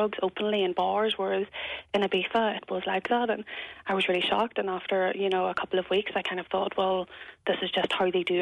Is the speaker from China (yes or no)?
no; Belfast, Northern Ireland, United Kingdom; moved away as an adult; before I moved to the north